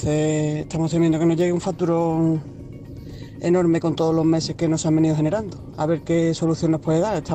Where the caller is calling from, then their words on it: Seville, Andalusia, Spain; de Sevilla.